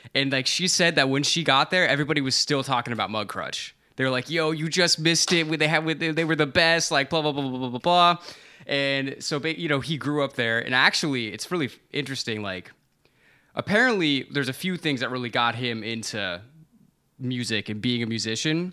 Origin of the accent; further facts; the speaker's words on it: Florida, United States; now in New York, United States; I'm from Florida